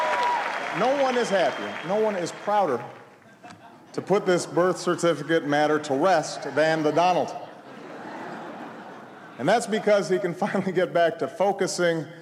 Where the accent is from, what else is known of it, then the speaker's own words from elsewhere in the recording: Honolulu, Hawaii, United States; I was born in Hawaii, August 4th, 1961, in Kapi'olani Hospital.